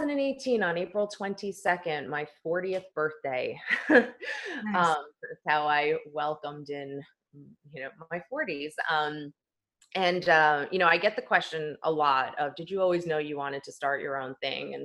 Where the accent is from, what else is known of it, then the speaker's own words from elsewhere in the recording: East Coast, United States; now in Los Angeles, United States; I was born and raised on the East Coast for 40 years. We moved out to LA, where we now live as a family of four, in 2018.